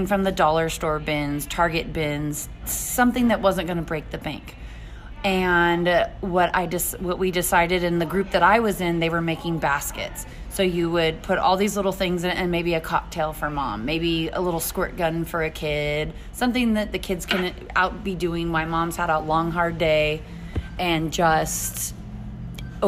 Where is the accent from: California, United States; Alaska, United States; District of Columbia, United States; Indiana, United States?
California, United States; Alta Loma; moved away as an adult; also born or lived in Tehachapi, California; now in Fort Mohave, United States; I'm originally from Altaloma, California